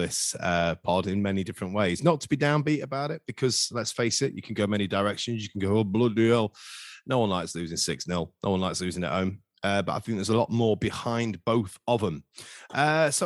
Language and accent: English; Skegness, East Midlands, United Kingdom; I come from Skegness.